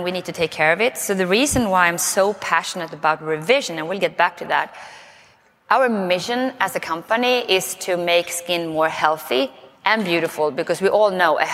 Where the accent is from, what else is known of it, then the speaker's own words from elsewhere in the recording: Sweden; accent: Swenglish; English is a second language; moved away as an adult; now in United States; I may start with a funny accent because I'm from Sweden. So it's Swenglish